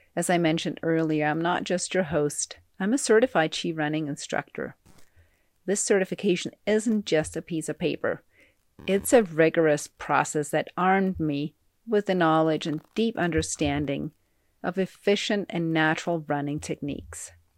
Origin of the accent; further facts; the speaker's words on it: Ten Sleep, Wyoming, United States; my hometown of Tensleet, Wyoming.